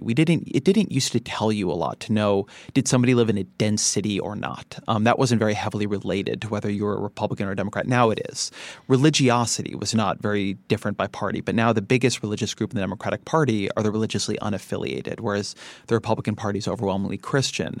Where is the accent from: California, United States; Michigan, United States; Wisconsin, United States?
California, United States; Irvine; also born or lived in Washington, D.C.; I grew up in Irvine, California.